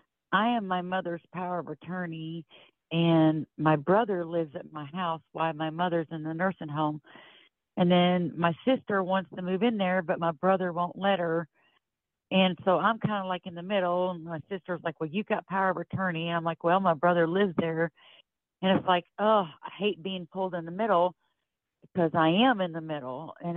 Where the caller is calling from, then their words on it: Florida, United States; I'm calling from Florida.